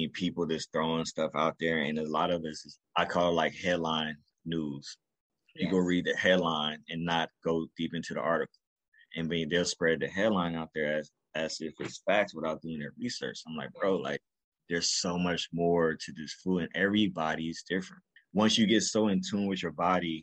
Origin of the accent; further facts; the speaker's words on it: Carson, California, United States; also born or lived in New York; So I'm originally from Carson, California. That's where I was raised up.